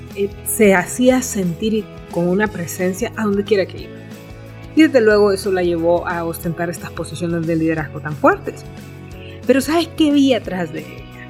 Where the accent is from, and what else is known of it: Honduras